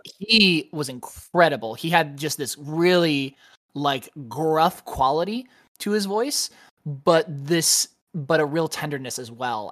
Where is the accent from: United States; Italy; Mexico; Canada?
United States; as an American